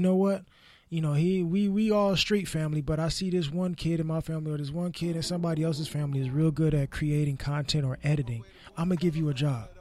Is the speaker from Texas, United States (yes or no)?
no; Los Angeles, California, United States; me growing up in South Central in the L A area